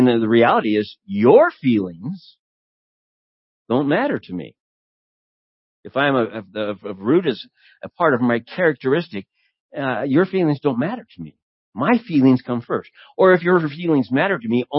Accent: United States; as an American living in the United States

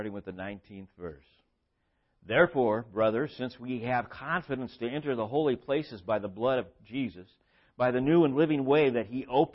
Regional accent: Southern California, United States; I grew up in Southern California

